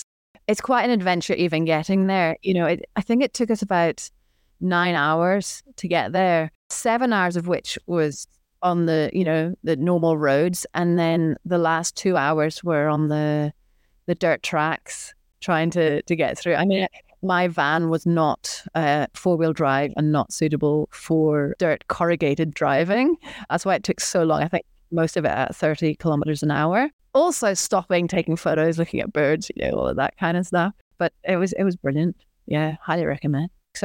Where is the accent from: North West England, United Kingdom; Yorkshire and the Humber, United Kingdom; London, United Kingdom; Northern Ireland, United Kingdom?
Northern Ireland, United Kingdom; Belfast; moved away as an adult; now in Victoria, Australia; I grew up in Belfast